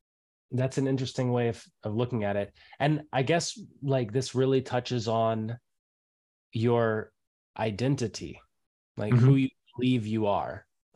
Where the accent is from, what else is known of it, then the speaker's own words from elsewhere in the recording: United States; I have one passport, I'm American, but I feel like a person of the world, but at the same time I grew up here and and family is here.